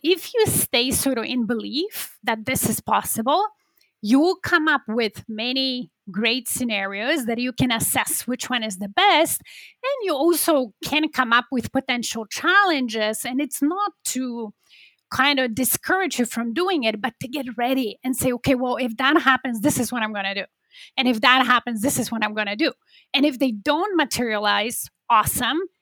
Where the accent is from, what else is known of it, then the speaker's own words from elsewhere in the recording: Poland; now in Toronto, Canada; I'm originally from Poland.